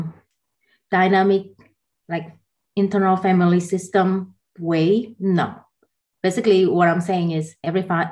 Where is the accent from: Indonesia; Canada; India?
Indonesia; Jakarta; moved away as an adult; also born or lived in Taiwan / Atlanta, Georgia; now in United States; I grew up in Jakarta